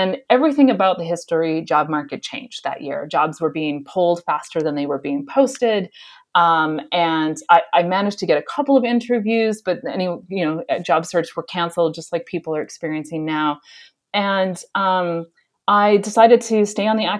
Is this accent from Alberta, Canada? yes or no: yes; Southern Alberta, Canada; moved away as an adult; also born or lived in Ottawa, Canada / North Carolina, United States; I grew up in Southern Alberta